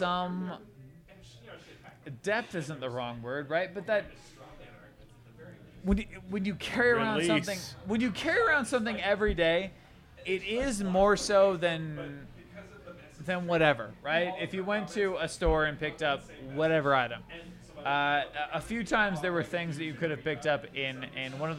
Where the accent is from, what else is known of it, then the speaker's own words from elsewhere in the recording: United States; as an American